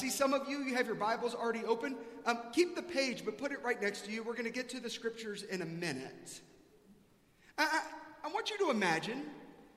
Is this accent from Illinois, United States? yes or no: no; South Carolina, United States; now in Dallas, United States; I grew up in South Carolina